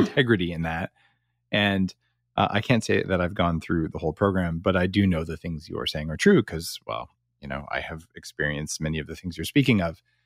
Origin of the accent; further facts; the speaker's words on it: United States; moved away as an adult; now in Canada; I'm an American living in Canada for ten years